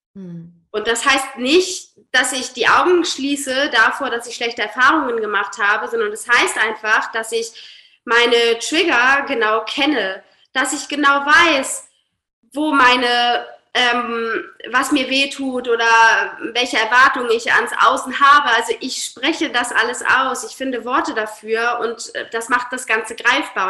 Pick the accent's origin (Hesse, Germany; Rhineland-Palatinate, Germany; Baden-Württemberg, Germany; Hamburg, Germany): Hamburg, Germany; Ich komme aus Hamburg, arbeite als systemischer Coach